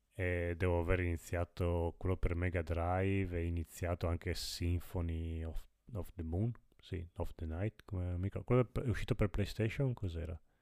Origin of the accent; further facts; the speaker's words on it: Friuli-Venezia Giulia, Italy; sono friulano, io